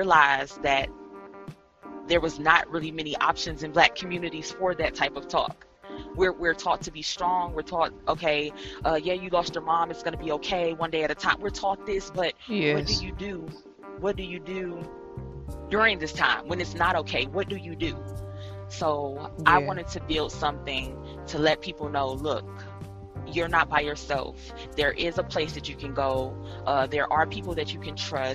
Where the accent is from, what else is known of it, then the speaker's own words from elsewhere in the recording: Detroit, Michigan, United States; moved away; also born or lived in Cleveland, Ohio; I was born in Detroit, Michigan. I moved to Cleveland, Ohio.